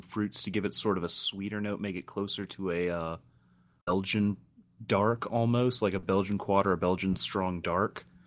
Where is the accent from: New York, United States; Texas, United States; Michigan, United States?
Texas, United States; being a Texan